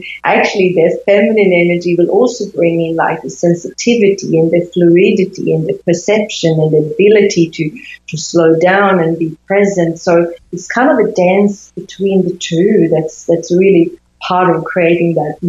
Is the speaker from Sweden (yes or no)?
yes; Sweden; So they were normal, I think, in that environment where I grew up in Sweden.